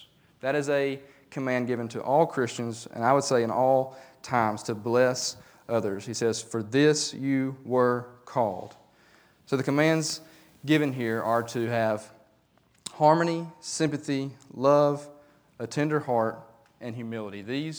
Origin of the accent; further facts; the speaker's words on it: Talladega, Alabama, United States; I used to have a pastor at the church that I grew up in Talladega.